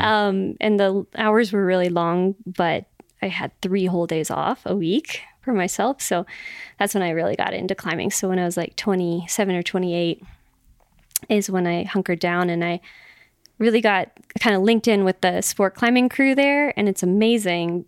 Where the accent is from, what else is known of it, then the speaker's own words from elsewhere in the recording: Las Vegas, Nevada, United States; moved away as an adult; now in Boulder, United States; my hometown of Vegas